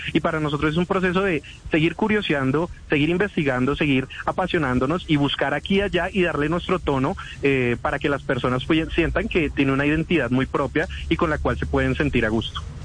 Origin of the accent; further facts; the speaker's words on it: Bogotá, Colombia; accent: bogotano; como bogotano siento que tenemos un acento muy neutro